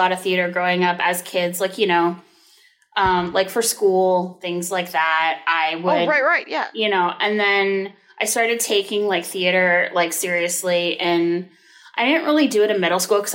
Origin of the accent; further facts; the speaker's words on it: the Bay Area, California, United States; I grew up in the Bay Area and very like, I mean, the Bay Area is fairly forward thinking. But I also was very much sheltered in, you know, the peninsula where I grew up